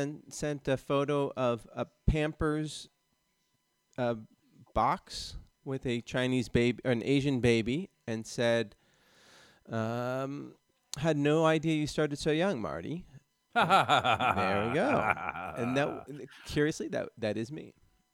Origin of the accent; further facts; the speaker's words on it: Sweden; also born or lived in Denmark; now in Helsingborg, Sweden; from Sweden. A guy, 40 years old, who lives in Helsingborg. I've moved around a lot in Sweden and have lived in Denmark as well, and my family is both Danish and Swedish.